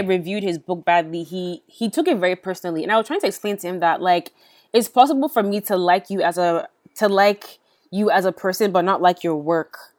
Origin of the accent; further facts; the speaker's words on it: United States; I'm an American by birth